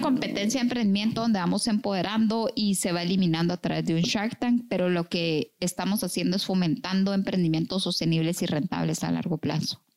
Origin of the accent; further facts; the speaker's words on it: Guatemala; soy muy chapina, orgullosamente chapina